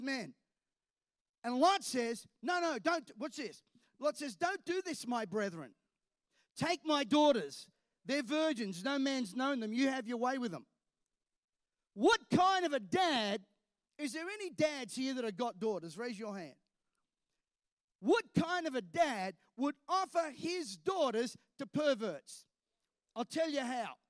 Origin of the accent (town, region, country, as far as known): Australia